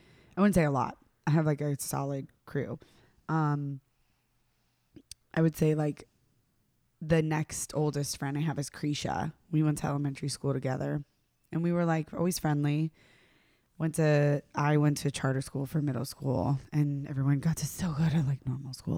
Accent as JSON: {"language": "English", "region": "the South", "country": "United States", "moved": "as an adult", "lives_now": "New York, United States", "said": "I'm from the South"}